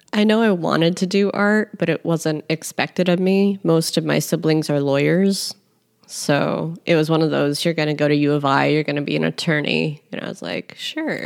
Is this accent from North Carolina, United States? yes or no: no; Chicago, Illinois, United States; we're from Chicago